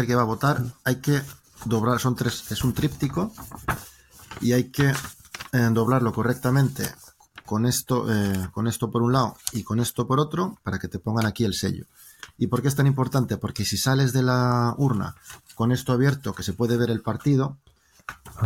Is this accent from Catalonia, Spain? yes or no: no; Valladolid, Castile and León, Spain; accent: Spanish; moved away as an adult; also born or lived in Norway; now in Drammen, Norway; Yo soy español, me interesa lo que pasa en España